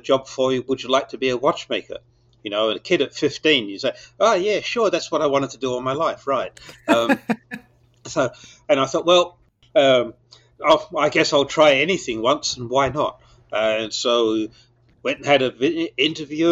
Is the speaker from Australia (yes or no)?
yes; Perth, Western Australia, Australia; I was born in Perth in Western Australia, 1949, which was not only last century, it was last millennium. and Perth was definitely stuck in last millennium. And I've went to school there